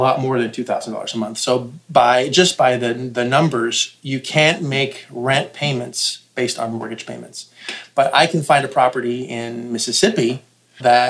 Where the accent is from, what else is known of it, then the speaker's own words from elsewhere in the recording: Canada; Now, I'm Canadian